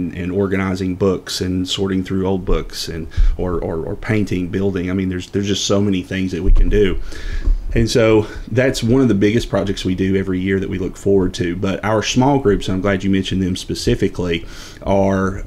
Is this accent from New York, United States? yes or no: no; La Follette, Tennessee, United States; I was born and raised in Campbell County